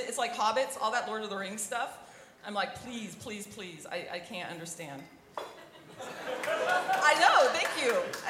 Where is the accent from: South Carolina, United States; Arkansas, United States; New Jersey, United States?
Arkansas, United States; moved away as an adult; also born or lived in Texas; I'm originally from Arkansas. I went to college in Texas. I don't know what that means, what that makes me. I am a Southern Baptist preacher's kid